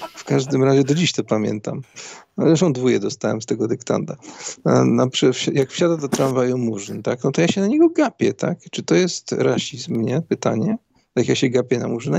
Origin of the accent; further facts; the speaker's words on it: Szczecin, West Pomeranian Voivodeship, Poland; Jestem ze Szczecina